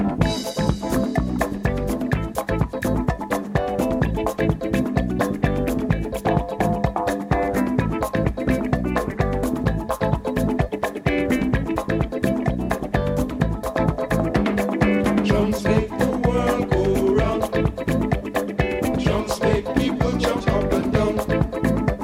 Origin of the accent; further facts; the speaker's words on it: Georgetown, Demerara-Mahaica, Guyana; I'm from Georgetown, Guyana. I was born in Georgetown.